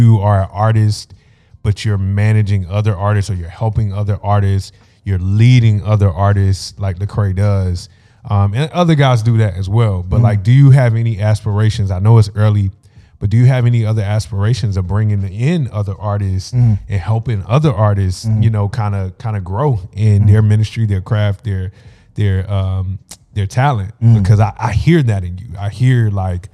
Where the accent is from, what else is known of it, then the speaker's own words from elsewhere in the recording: North Carolina, United States; now in Daytona, United States; I'm from North Carolina, okay, originally, but I've been in Daytona